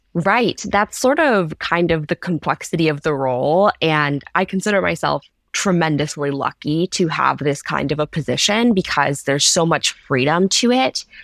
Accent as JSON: {"language": "English", "region": "Ohio", "country": "United States", "said": "I'm from Ohio, uh, in the Midwest."}